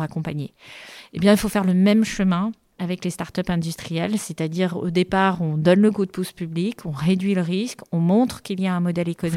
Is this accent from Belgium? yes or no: no; France; en tant que Français